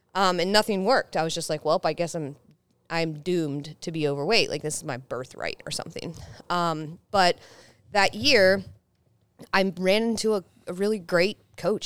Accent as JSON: {"language": "English", "town": "Salisbury", "region": "Maryland", "country": "United States", "tie": "born or raised there", "said": "I grew up in Salisbury, Maryland, so like right below Delaware is where I grew up in like a really small place by the beach."}